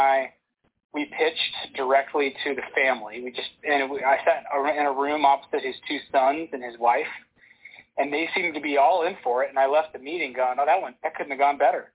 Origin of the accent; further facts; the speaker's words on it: Houston, Texas, United States; as a kid growing up in Houston, Texas